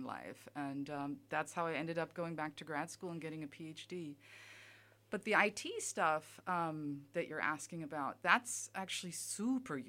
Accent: Germany; moved away as an adult; also born or lived in Kansas, United States; now in Alabama, United States; I grew up in Germany most of my life

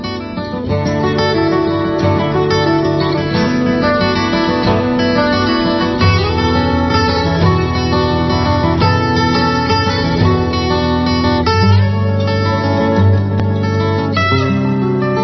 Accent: East Coast, United States; now in Oakland, United States; I'm from the East Coast, but I was raised by Southerners

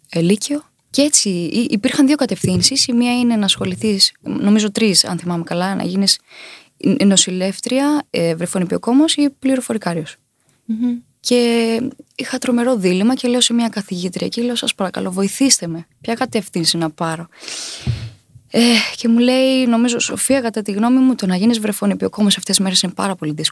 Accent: Chania, Crete, Greece; moved away as an adult; now in Athens, Greece; έφυγα από την Κρήτη. Για πάντα

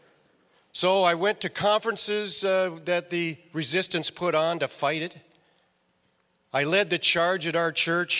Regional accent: Northeast Iowa, United States; I was raised in Northeast Iowa.

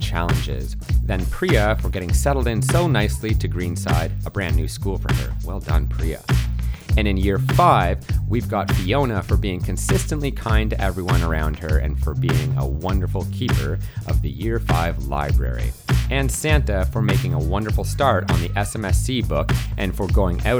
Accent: Canada; moved away; As a Canadian

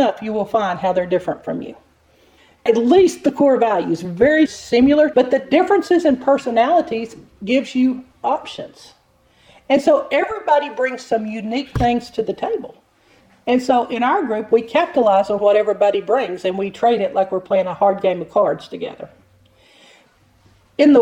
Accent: United States; as an American

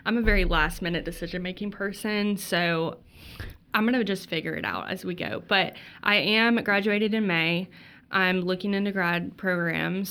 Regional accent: Texas, United States; moved away as an adult; also born or lived in Mississippi; I'm from Texas

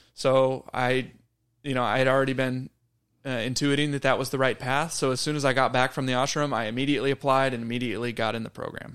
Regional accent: Wimberley, Texas, United States; my hometown of Wimberley, Texas

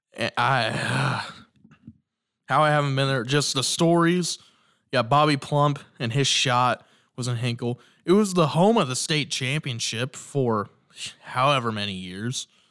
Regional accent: Shelby County, Indiana, United States; I'm from Shelby County

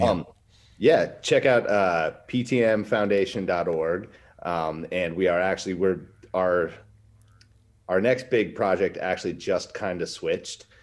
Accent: Wasilla, Alaska, United States; I built a skate park in my hometown. Um, hmm battled against that when Sarah Palin was our mayor

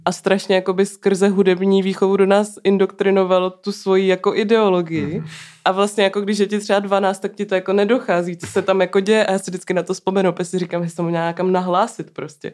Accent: Ostrava, Moravian-Silesian Region, Czechia; vyrostla jsem v Mariánských horách

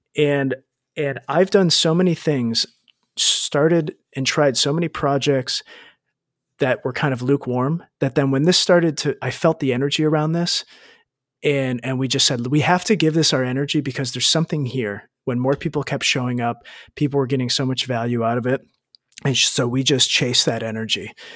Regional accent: United States; moved away as an adult; I grew up in the States

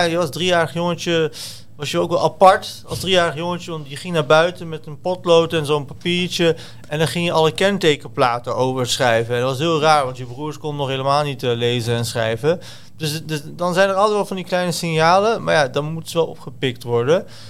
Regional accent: Deventer, Overijssel, Netherlands; also born or lived in Zwolle; Ik kom dus uit Deventer

